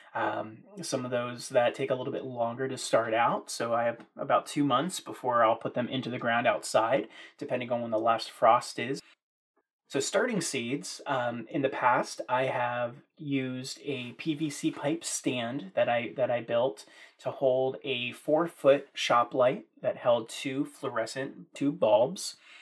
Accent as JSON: {"language": "English", "region": "Maryland", "country": "United States", "tie": "born or raised there", "also_born_or_lived": "central Virginia", "moved": "yes", "lives_now": "Virginia, United States", "said": "growing up in Maryland with a small family garden in our backyard."}